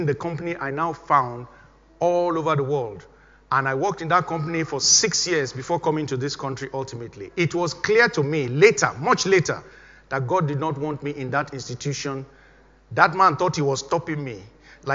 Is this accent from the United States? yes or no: no; Nigeria; moved away as an adult; I was still living, of course, in Nigeria then, my home country